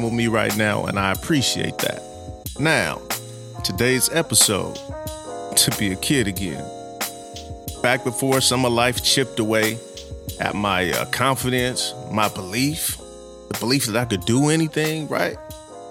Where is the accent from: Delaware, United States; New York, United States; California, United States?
California, United States; Los Angeles; I'm born and raised in South Central L.A.